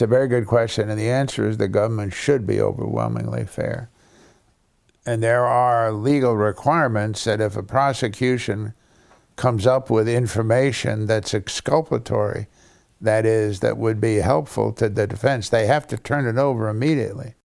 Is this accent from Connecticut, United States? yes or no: yes; New Haven, Connecticut, United States; I understand a lot of bad Italian 'cause I grew up in New Haven